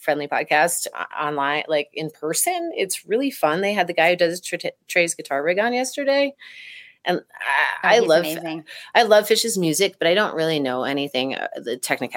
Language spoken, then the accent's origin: English; East Coast, United States; I grew up on the East Coast and saw most of my early shows there